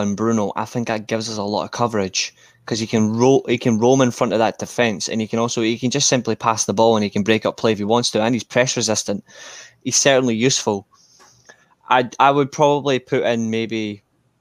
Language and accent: English; Scotland, United Kingdom; Obviously, I'm Scottish. I'm Scottish by birth. Even though I do have Italian blood, man, I do have German as well